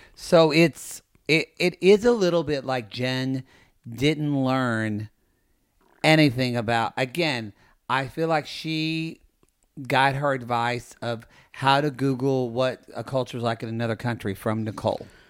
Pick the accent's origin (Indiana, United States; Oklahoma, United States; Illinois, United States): Oklahoma, United States; Ardmore; I'm from Ardmore, Oklahoma